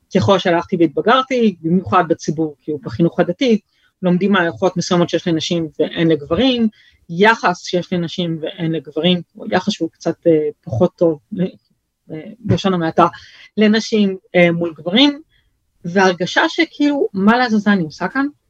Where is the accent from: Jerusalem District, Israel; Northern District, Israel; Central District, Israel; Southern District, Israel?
Jerusalem District, Israel; Jerusalem; also born or lived in France / Bnei Brak; התמקמנו במקור בגילו, בירושלים